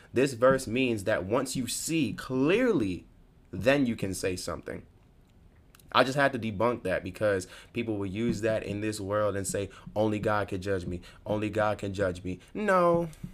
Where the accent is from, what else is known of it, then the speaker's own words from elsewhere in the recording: New York, United States; moved away as an adult; now in Virginia, United States; I'm from New York, but I'm not really from the city.